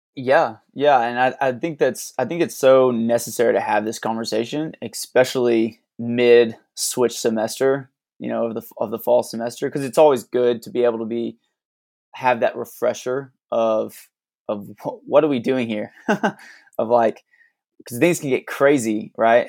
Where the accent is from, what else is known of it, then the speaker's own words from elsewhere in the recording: Alabama, United States; moved away as an adult; now in Tulsa, United States; we didn't grow up in Tulsa. We're originally from, I'm originally from Alabama.